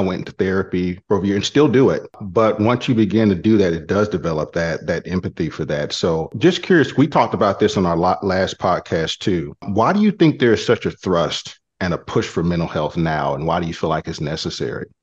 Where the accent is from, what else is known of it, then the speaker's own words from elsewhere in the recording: Killeen, Texas, United States; I'm from Killeen